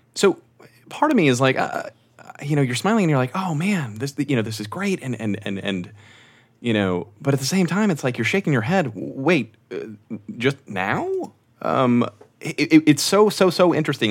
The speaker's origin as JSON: {"language": "English", "region": "Texas", "country": "United States", "said": "as a Texan"}